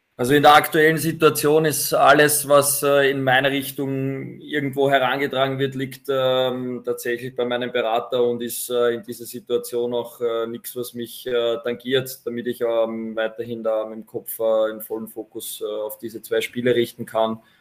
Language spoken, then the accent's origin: German; Vienna, Austria; moved away as an adult; now in Ried im Innkreis, Austria; als Wiener, bevor ich nach Ried gekommen bin